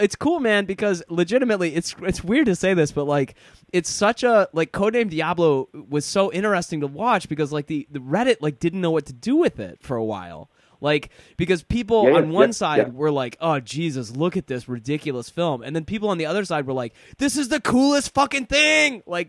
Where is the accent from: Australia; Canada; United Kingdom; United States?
United Kingdom; Yeah, as a British person, being in Los Angeles is like it's like being on another planet.